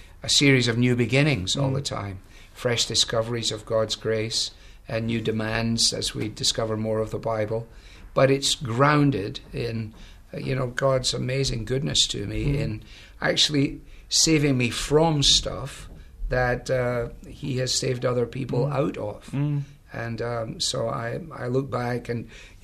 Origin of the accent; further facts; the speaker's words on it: Glasgow, Scotland, United Kingdom; now in United States; I was brought up really in Glasgow in a large interdenominational mission center